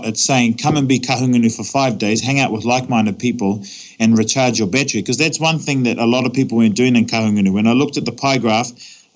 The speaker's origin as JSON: {"language": "English", "country": "Australia", "tie": "born or raised there", "moved": "yes", "lives_now": "New Zealand", "said": "being born and raised in Australia, and then I come back to my kahungunu people"}